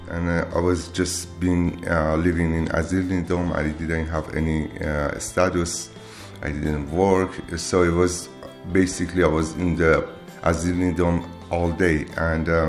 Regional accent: Iran; Slovenian is a second language; now in Maribor, Slovenia; prihajam iz Irana, živim v Sloveniji skoraj pet let, živim v Maribor zdaj.

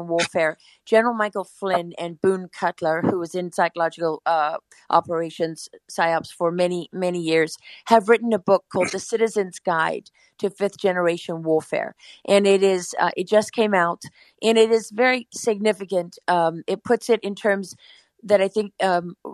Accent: South Africa; I'm South African

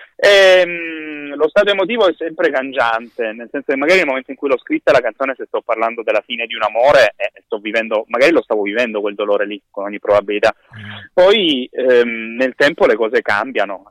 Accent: Gallipoli, Apulia, Italy; mia città natale

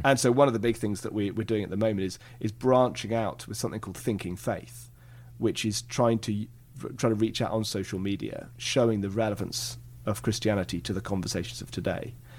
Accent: England, United Kingdom; I come from England

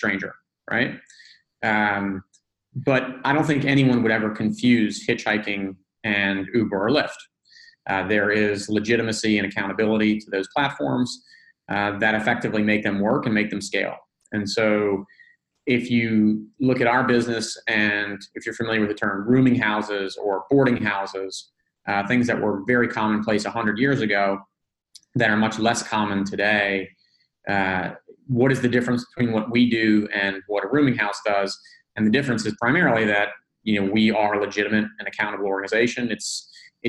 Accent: New Orleans, Louisiana, United States; moved away as an adult; also born or lived in Northeast United States; now in Atlanta, United States; I grew up in New Orleans, actually. So I lived there until

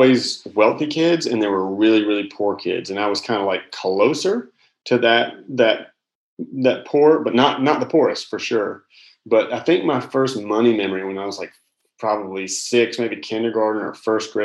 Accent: Charlotte, North Carolina, United States; now in South Carolina, United States; I grew up in Charlotte, North Carolina

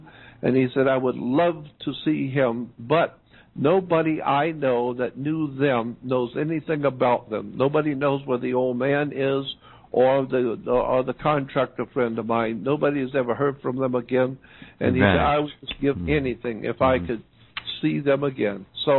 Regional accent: Pensacola, Florida, United States; I was born in Pensacola, Florida. The big Navy town.

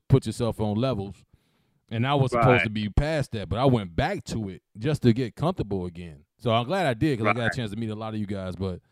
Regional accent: Chicago, Illinois, United States; I grew up in Chicago. Well, I'm here now. I'm back in the neighborhood still.

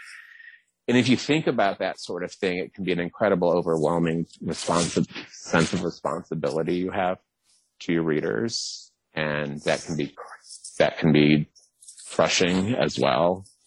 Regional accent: the South, United States; I'm from the South

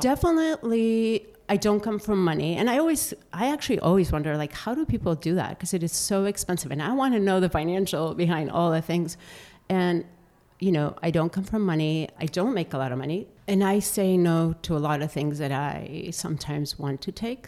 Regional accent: Bilbao, Basque Country, Spain; moved away as an adult; also born or lived in Denver / Florida; now in Seattle, United States; I grew up in Bilbao, which is the Basque Country

